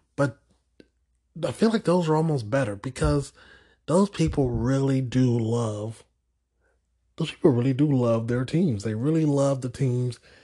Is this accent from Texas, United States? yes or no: yes; Houston, Texas, United States; growing up in Houston and being down the road from Dallas